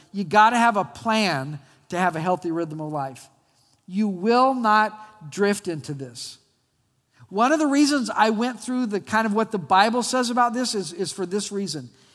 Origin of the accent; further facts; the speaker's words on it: Albuquerque, New Mexico, United States; When I was a kid, I grew up in Albuquerque, New Mexico